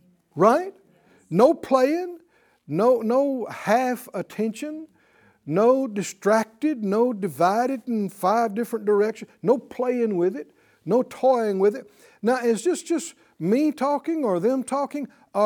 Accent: Deep South, United States; And I came from the Deep South and you know, we tended to use some negative phraseology without even realizing it.

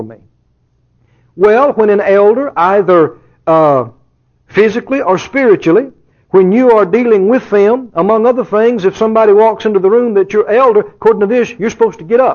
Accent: Mississippi, United States; now in Texas, United States; I grew up just a couple of doors over in Mississippi.

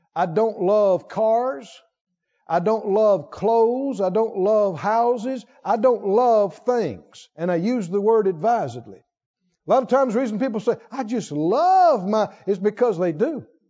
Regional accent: the South, United States; I grew up in the South and the country, and we were all hot rod heads around there

